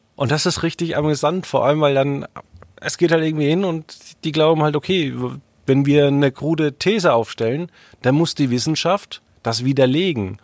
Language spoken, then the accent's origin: German; Franconia, Bavaria, Germany; das kommt ja aus dem Nachbardorf, wo ich aufgewachsen bin.